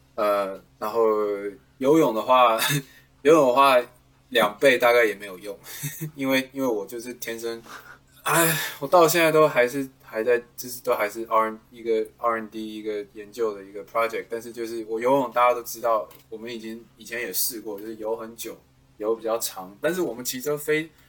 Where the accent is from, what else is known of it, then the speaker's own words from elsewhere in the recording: Taiwan; now in United States; 真的是回我家乡第一次比赛